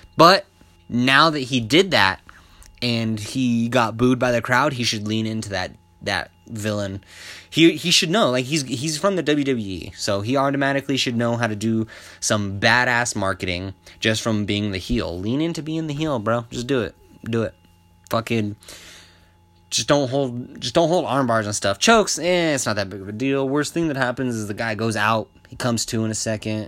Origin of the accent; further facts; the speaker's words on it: Albuquerque, New Mexico, United States; I'm from Albuquerque, born and raised